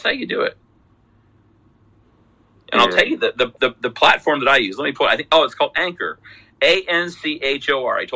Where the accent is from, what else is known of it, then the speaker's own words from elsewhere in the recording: Salt Lake City, Utah, United States; I come from Salt Lake City